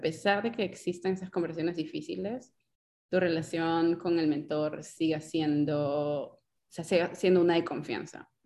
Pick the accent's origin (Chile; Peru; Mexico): Peru; Lima; moved away as an adult; now in United States; yo vengo pues de San Martín de Porres, eh, un barrio donde a veces pues no sé, a algunas personas les parecerá movido, para mí San Martín de Porres es mi casa